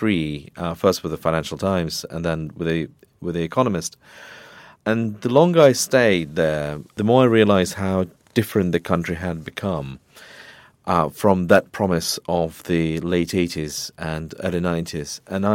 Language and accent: English; Moscow, Russia; moved away as an adult; also born or lived in London; I was born in Moscow, I grew up there, I got my first degree there